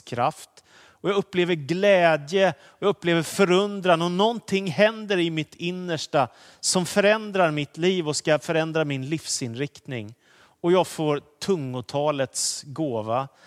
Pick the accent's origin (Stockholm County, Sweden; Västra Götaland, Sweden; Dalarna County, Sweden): Stockholm County, Sweden; Danderyd; jag sitter hemma i Danderyd i Stockholm där vi bodde med min familj och där jag har vuxit upp mesta delen av min uppväxttid